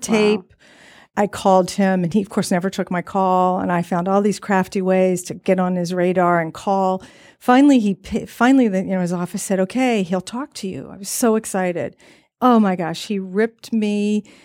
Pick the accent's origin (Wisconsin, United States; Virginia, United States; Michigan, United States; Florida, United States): Virginia, United States; I grew up in Virginia